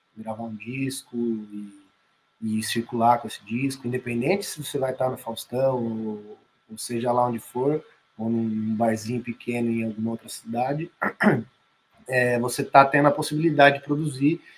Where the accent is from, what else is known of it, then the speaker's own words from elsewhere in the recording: Sorocaba, São Paulo, Brazil; eu sou de Sorocaba, interior de São Paulo